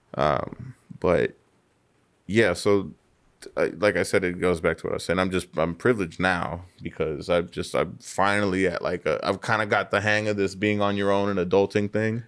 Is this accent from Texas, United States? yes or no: no; Riverside, California, United States; I grew up in Riverside